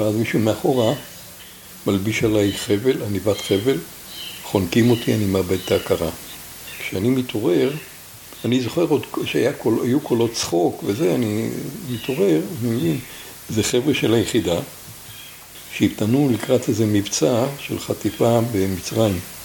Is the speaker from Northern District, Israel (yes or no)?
yes; Tel Adashim, Northern District, Israel; אנחנו כמעט כל הכיתה, היינו כיתה של בנים מתל עדשים